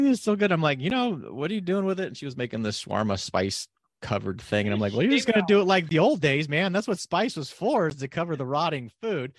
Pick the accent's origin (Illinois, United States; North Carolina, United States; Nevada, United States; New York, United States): Nevada, United States; now in Oregon, United States; It's high desert, sort of like where I grew up in Nevada